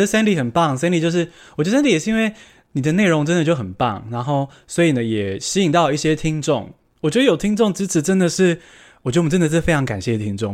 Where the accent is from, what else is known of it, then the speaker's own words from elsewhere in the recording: Taiwan; 我也是土生土长，台湾人